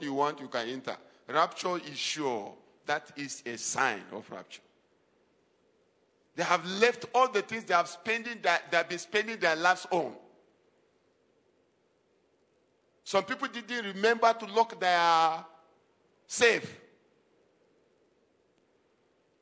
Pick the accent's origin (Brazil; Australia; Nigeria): Nigeria; Adamawa; we are indigenous of Adamawa State